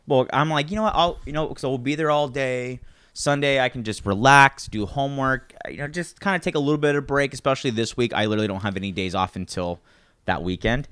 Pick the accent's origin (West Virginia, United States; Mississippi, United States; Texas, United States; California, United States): California, United States; Santa Maria; I grew up in Santa Maria, so it was very, uh, a lot of, there's a lot of Mexican families in Santa Maria